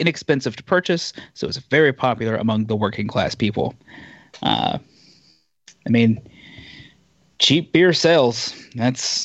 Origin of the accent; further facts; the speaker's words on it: Eastern Kentucky, United States; how east I'm from.